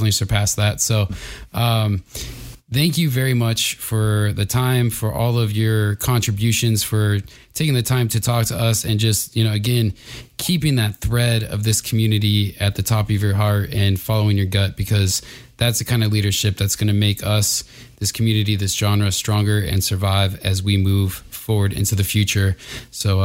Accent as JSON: {"language": "English", "region": "Arizona", "country": "United States", "moved": "yes", "said": "when I moved away from Arizona"}